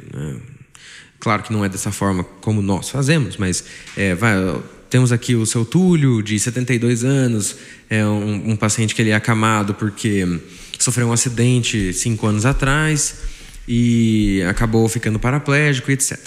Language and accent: Portuguese; Taubaté, São Paulo, Brazil; Sou de Taubaté, nascido aqui